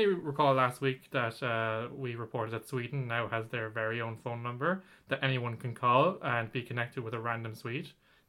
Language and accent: English; Ireland; Yeah, we're Irish after all. We have that Catholic guilt.